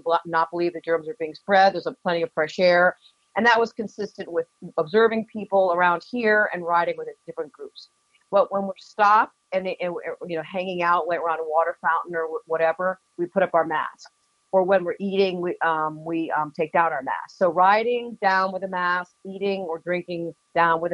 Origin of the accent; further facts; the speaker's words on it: Keene, New Hampshire, United States; now in Boston, United States; I grew up in Keene, so this has a very strong place in my heart